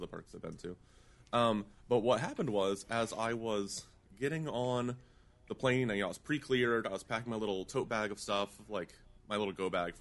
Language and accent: English; East Coast, United States; I grew up on the East Coast mostly